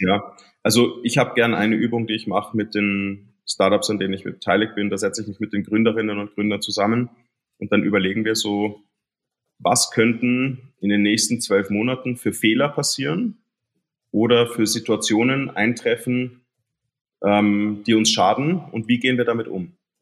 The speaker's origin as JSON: {"language": "German", "country": "Germany", "tie": "born or raised there", "moved": "yes", "lives_now": "Austria", "said": "ich bin in Deutschland aufgewachsen"}